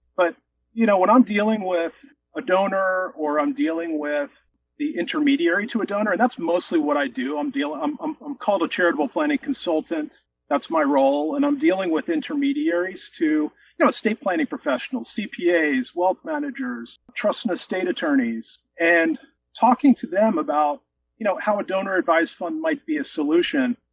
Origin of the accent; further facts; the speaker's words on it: Philadelphia, Pennsylvania, United States; I live in the suburbs of Philadelphia. I'm born and raised here